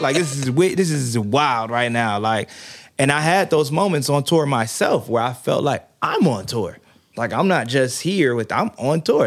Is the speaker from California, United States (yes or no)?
no; Prince George's County, Maryland, United States; moved away as an adult; now in Atlanta, United States; I'm from PG County, Maryland, originally